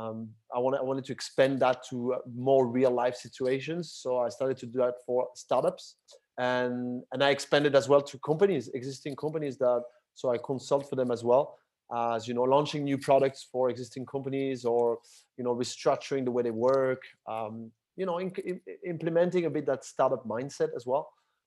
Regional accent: Paris, Île-de-France, France; now in Barcelona, Spain; I'm originally from France, from Paris. But was, you know, most of my life spent it outside of France, and in different countries in Europe and outside of Europe. And I currently live in Barcelona, Spain

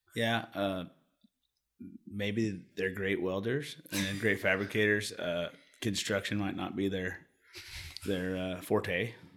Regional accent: Sacramento, California, United States; I grew up down in South Sac, so it was a bunch of, you know, I was in the ghetto

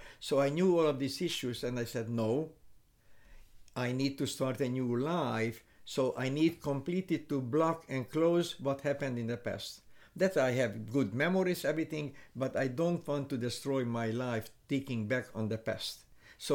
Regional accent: Hungary; English is a second language; So when we were in Kansas, when we arrived and we had an accent, they said, oh, very nice accent. Where are you from? We are from Europe, from Hungary.

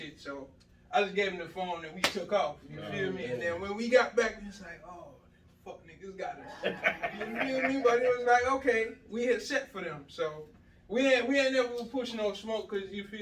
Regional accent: Jamaica; moved away as an adult; also born or lived in Miami; now in United States; I was born in Miami, but I grew up in Jamaica. I grew up in Jamaica for the first 19 years of life

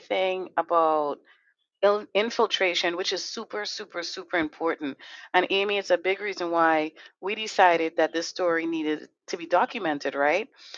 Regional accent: Trinidad & Tobago; moved away; I grew up in Trinidad Tobago

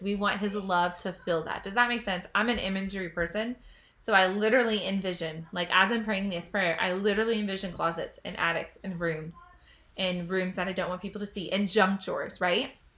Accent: United States; I'm an American citizen. I'm so proud to be American.

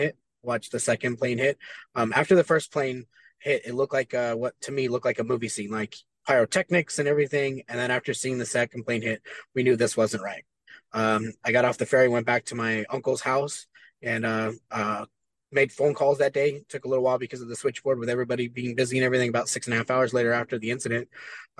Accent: Hesperia, California, United States; I grew up in Southern California in a small little town called Hesperia.

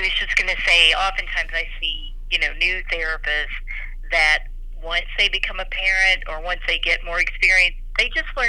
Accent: Kentucky, United States; I grew up in Kentucky, where in a town that there were not any occupational therapists, like in the 70s, that I knew of.

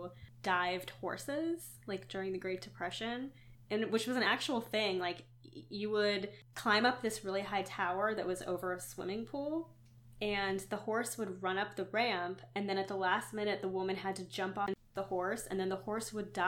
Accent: Western Pennsylvania, United States; I grew up in Western Pennsylvania

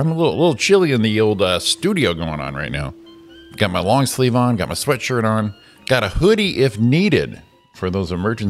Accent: Connecticut, United States; now in Los Angeles, United States; my home state of Connecticut

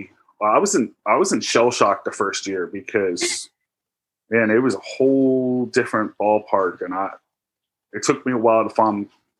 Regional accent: Charles County, Maryland, United States; also born or lived in Cobb Island, Maryland; I'm actually from Charles County, Maryland. Around age 12, we moved to the island that I live at now, Cobb Island in Charles County. Very small island.

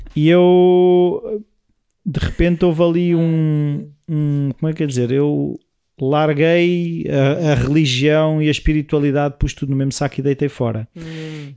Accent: Portugal; O nosso sotaque

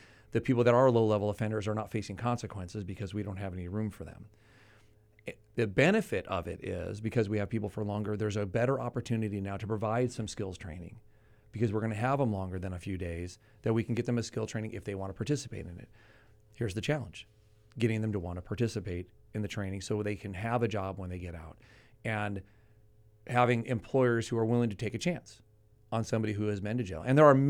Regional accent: Pasadena, California, United States; I grew up in Pasadena.

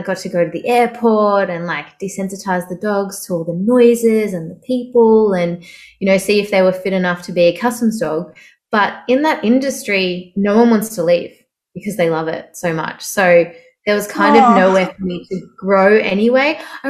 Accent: Melbourne, Victoria, Australia; now in Sydney, Australia; So I moved from Melbourne about 6 years ago to Sydney.

